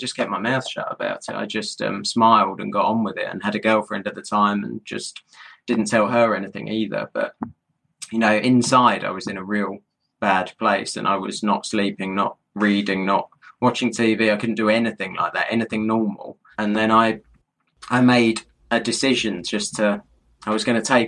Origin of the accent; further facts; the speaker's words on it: London, United Kingdom; being a Londoner